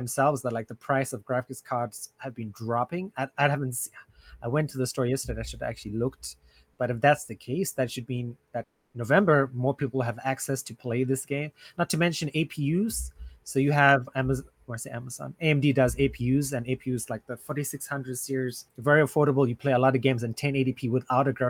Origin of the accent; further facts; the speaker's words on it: South Africa; founded my hometown in South Africa